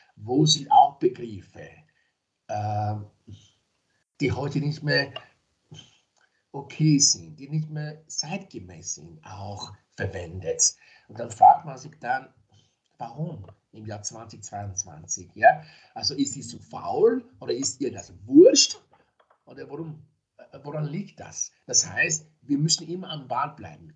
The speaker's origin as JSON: {"language": "German", "country": "Nigeria", "tie": "born or raised there", "moved": "yes", "lives_now": "Graz, Austria", "said": "ich bin zwar in Nigeria geboren, ich lebe aber in Österreich seit mehr als 30 Jahren"}